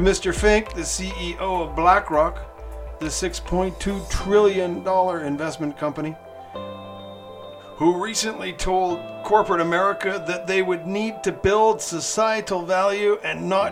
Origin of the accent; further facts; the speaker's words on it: Canada; now in Mexico; I'm a Canadian living in Mexico